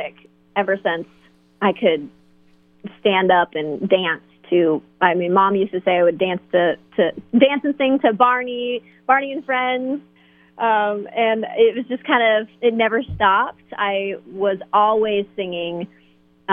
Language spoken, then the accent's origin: English; Fort Wayne, Indiana, United States; I grew up in the Fort Wayne area in Indiana.